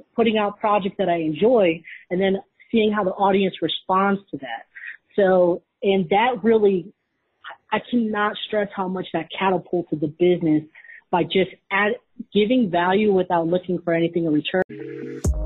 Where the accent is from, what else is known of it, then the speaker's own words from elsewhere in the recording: Wisconsin, United States; I grew up in Wisconsin